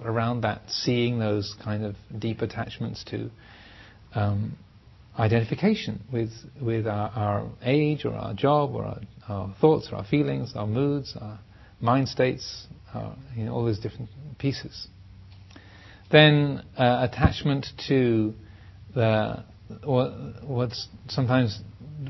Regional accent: England, United Kingdom; I am English, I am a man, I am a Theravadan, I am a monk

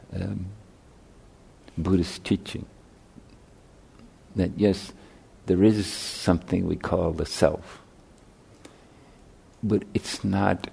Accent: Ireland; moved away; I grew up in Catholic Ireland

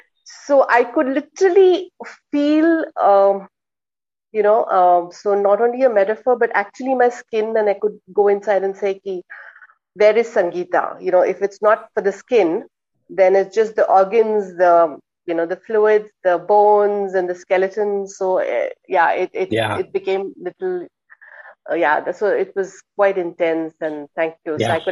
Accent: India; moved away; And I'm from India. So actually, we grew up with a lot of these stories from the Jataka tales. So as children, we read a lot of these stories.

